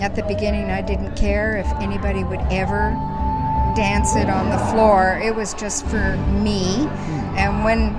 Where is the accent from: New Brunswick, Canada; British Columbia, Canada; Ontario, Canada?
British Columbia, Canada; Lions Bay; I am from Lions Bay, small place outside of Vancouver, Canada